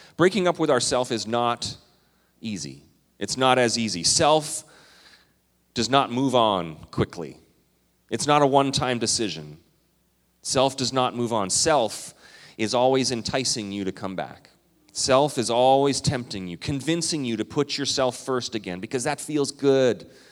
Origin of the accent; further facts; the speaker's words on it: Minnesota, United States; also born or lived in Canada; I'm Minnesotan and Canadian